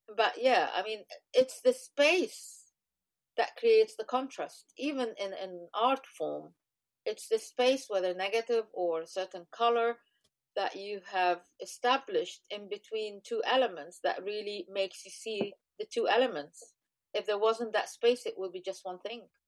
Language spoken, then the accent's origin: English; Egypt; I come from Egypt